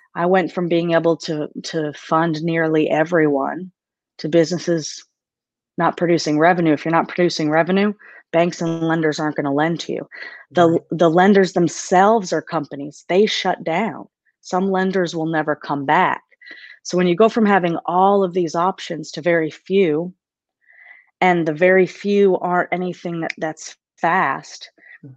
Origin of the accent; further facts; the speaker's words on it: Maine, United States; moved away as an adult; now in Nashville, United States; I, I grew up in, in Maine, so I'm from Maine.